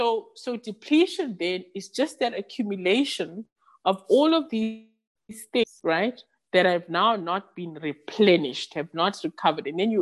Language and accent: English; South Africa; first language Xhosa; English is a second language; the term I use is, I can only think of it in isiXhosa, which is my mother tongue.